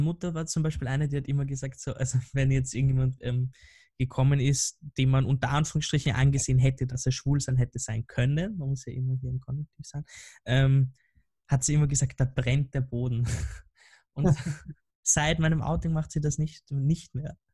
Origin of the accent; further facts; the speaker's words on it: Vienna, Austria; ich komme ja aus Wien und da, da gibt es halt so ein paar äh, Wiener Dialektwörter